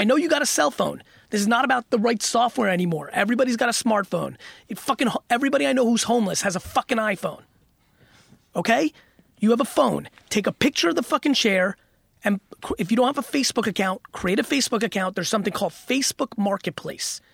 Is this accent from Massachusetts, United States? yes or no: no; Edison, New Jersey, United States; I lived in Edison, New Jersey when the huge Indian immigration came. All my homies were brown, and they were hungry 'cause they came poor, and I was still in fifth grade.